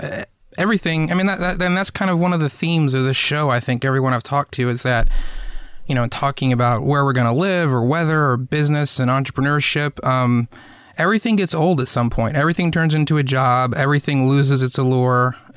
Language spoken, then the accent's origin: English; East Coast, United States; moved away; also born or lived in Los Angeles / the Southeast; I grew up on the East Coast